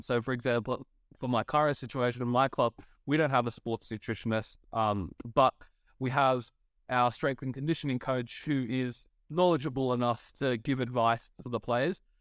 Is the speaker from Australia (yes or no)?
yes; Australia; as an Australian myself